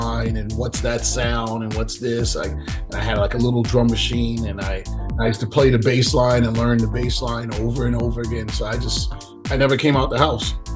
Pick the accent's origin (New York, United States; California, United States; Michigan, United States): New York, United States; New York City; I grew up in Coney Island, Brighton Beach, Brooklyn.